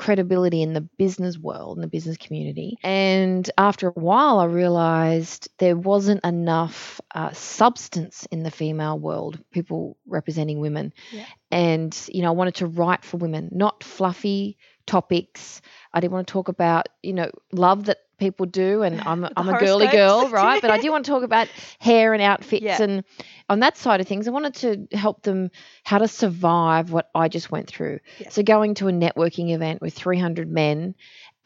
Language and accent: English; Sydney, New South Wales, Australia; I'm from Western Sydney